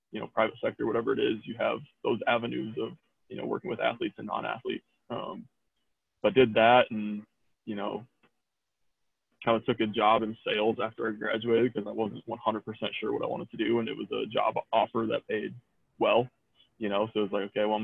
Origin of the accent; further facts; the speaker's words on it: United States; I'm American